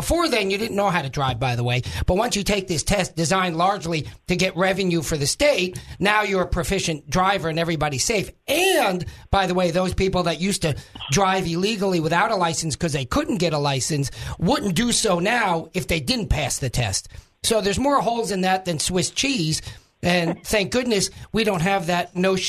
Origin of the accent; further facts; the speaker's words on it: New York, United States; now in Arkansas, United States; My original state, I used to say my home state, but Arkansas is my home state. My original state is New York